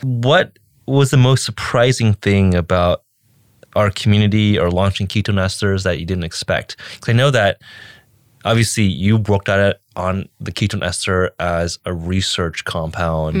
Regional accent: California, United States; I'm American and born, raised, grew up in California

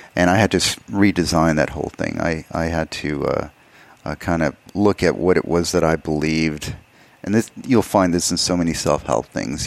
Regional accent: El Paso, Texas, United States; moved away as an adult; also born or lived in Alamogordo, New Mexico / Austin, Texas / Los Angeles; I grew up in El Paso, Texas. I was born in Alamogordo, New Mexico, which is about 60 miles away.

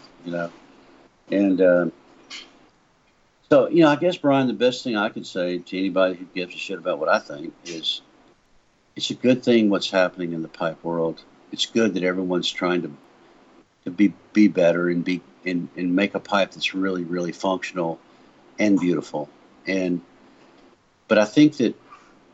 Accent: Meridian, Mississippi, United States; moved away; also born or lived in Nashville, Tennessee; I'm from Meridian, Mississippi

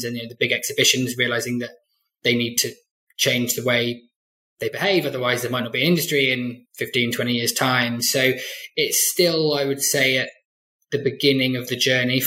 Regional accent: Glastonbury, South West England, United Kingdom; I came from Glastonbury

